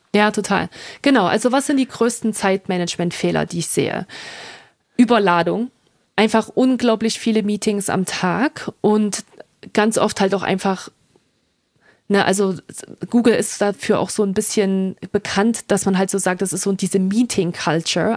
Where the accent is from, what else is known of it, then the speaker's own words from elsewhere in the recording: Germany; moved away as an adult; also born or lived in France / Dublin, Ireland; now in United States; als Europäerin, als Deutsche in Amerika zu leben